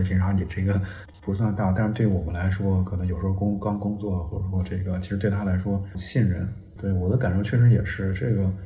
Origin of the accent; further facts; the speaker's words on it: northern China, China; now in Guangdong, China; 我们老家儿北方呢